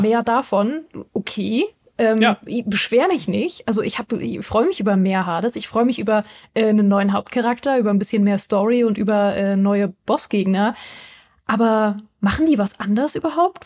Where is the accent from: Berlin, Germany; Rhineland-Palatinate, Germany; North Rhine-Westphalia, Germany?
Berlin, Germany; now in Munich, Germany; Berlin und oder München, ne, meine Heimat und meine Wahlheimat